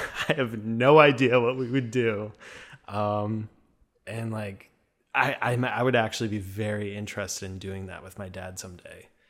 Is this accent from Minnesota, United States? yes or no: yes; Minnesota, United States; accent: Minnesotan; also born or lived in Duluth, Minnesota; I have a Minnesotan accent a little bit